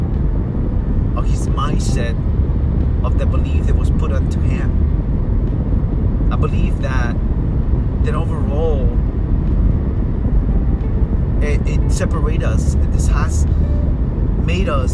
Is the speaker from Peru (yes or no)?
yes; Peru; moved away; I was growing up in Peru, the kids that I grew up